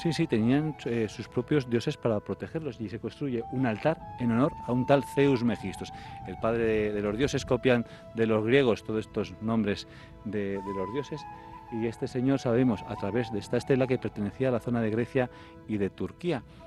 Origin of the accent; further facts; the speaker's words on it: Tarancón?, Castilla-La Mancha, Spain; soy del Cajo de Santiago, y veníamos con mi colegio en los, en los años 90